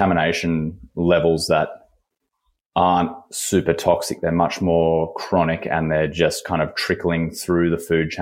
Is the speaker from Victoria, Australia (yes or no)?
no; Sydney, New South Wales, Australia; moved away as an adult; now in Perth, Australia; I'm from Sydney originally.